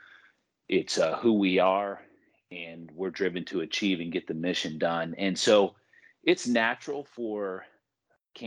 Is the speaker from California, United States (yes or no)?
no; Michigan, United States; I was born and raised in Michigan